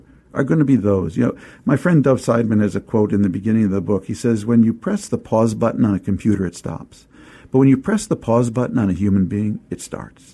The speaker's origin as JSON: {"language": "English", "town": "St. Louis Park", "region": "Minnesota", "country": "United States", "tie": "born or raised there", "said": "the amazing community I grew up in outside of Minneapolis, a small town/suburb called St. Louis Park."}